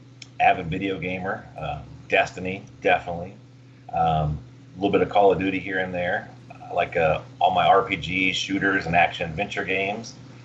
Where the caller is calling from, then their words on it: Richmond, Indiana, United States; I am calling from Richmond, Indiana, right at the border of Ohio.